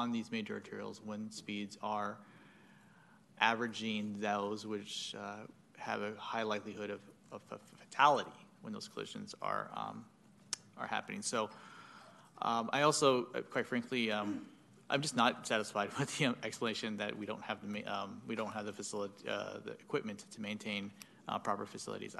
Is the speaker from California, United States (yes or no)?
yes; Sacramento, California, United States; I've been in Sacramento my entire life, and I grew up in Meadowview